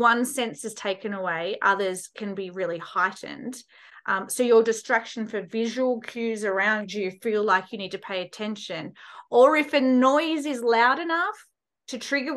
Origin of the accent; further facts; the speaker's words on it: Australia; me being Australian, I learned Auslan, being Australian Sign Language